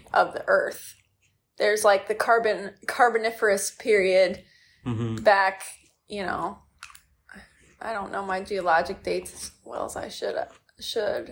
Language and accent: English; Michigan, United States; the small lake that I grew up on in Michigan